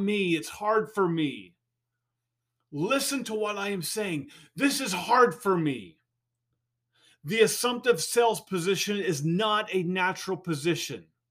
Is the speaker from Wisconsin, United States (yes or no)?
no; California, United States; I'm a Californian